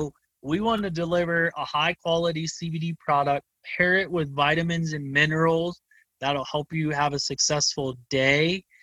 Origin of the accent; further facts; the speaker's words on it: Ohio, United States; accent: Midwest; now in Colorado, United States; that Midwest accent, I see it as mountain. So MNT is how the company got his name, because I'm from Ohio